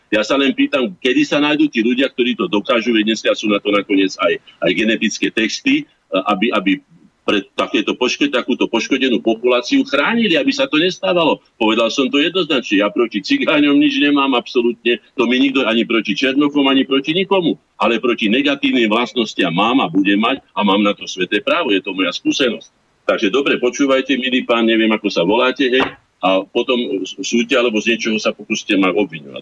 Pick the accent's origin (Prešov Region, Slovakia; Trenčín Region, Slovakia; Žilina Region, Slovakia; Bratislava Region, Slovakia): Žilina Region, Slovakia; Orava; u nás na Orave